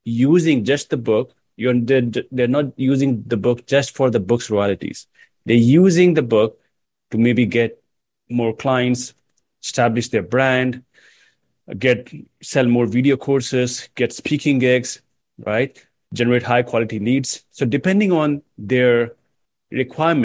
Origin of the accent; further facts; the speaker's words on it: India; I come from India